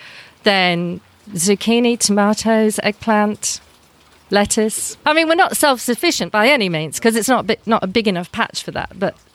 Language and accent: English; England, United Kingdom; moved away as an adult; also born or lived in New Zealand; now in Narromburn, Australia; Way back when I grew up in England